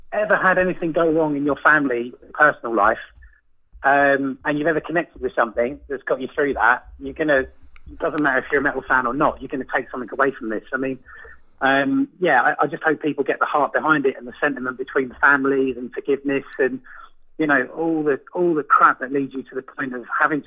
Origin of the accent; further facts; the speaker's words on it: London, United Kingdom; moved away as an adult; also born or lived in Fulham, London; now in Margate, United Kingdom; I was born in Fulham and was raised around Portobello Road quite a lot